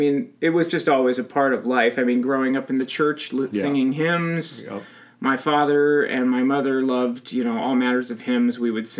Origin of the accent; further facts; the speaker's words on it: California, United States; growing up in Southern California, my parents took me to see the Beach Boys when I was 12.